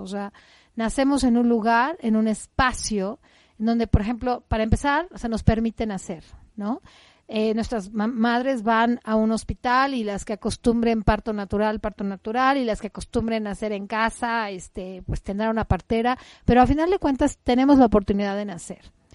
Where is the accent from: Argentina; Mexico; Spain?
Mexico; Mi madre tierra me acoge y me recibe cuando he nacido y me da una identidad. Soy mexicana. Nací en un país que lo tiene todo